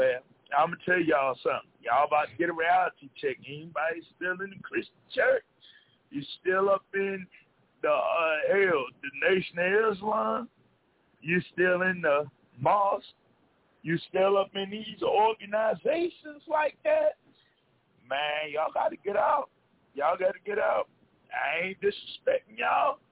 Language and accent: English; the South, United States; I come from the South.